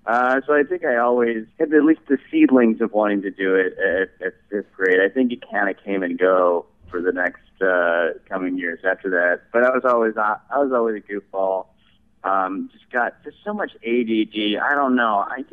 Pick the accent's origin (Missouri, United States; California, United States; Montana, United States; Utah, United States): Missouri, United States; St. Louis; St. Louis, Missouri.